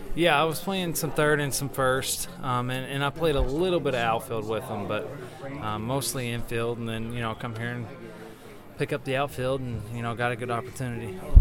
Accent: Louisville, Kentucky, United States; that's my home. That's my hometown

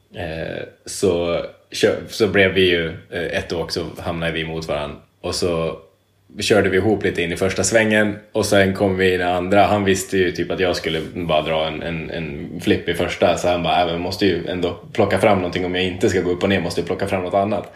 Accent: Edsbyn, Gävleborg County, Sweden; hemma i Edsbyn

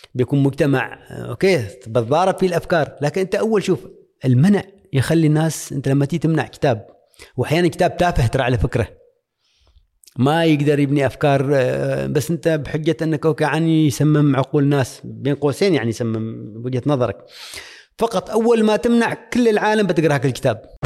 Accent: Oman; moved away as an adult

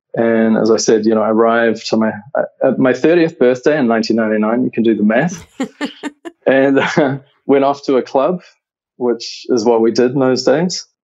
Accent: New Zealand; moved away as an adult; now in United States; you can probably hear that my accent is not American. So I'm originally from New Zealand

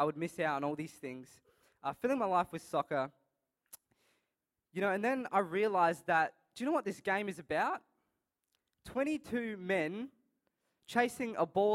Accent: Adelaide, South Australia, Australia; I'm born and raised in Adelaide

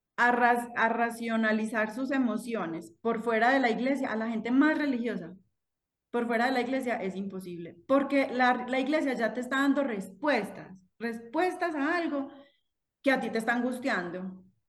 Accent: Manizales, Caldas, Colombia; yo soy de Manizales

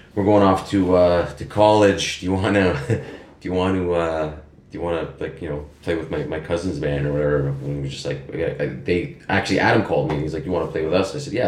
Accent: Toronto, Ontario, Canada; North York, yeah. GTA. Went to school there, grew up there, cut my teeth.

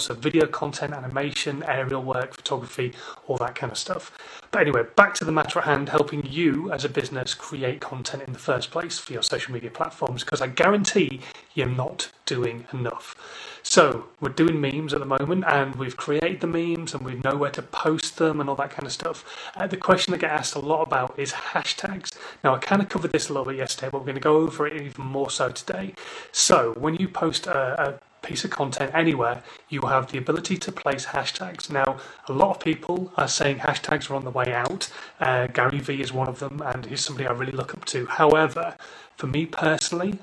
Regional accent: Hull, Yorkshire and the Humber, United Kingdom; now in Newbury, United Kingdom; I come from Hull originally, but we're based in Newbury now

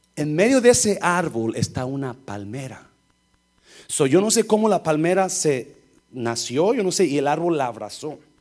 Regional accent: Nayarit, Mexico; moved away; está mi pueblo, bajando de la loma está el pueblo

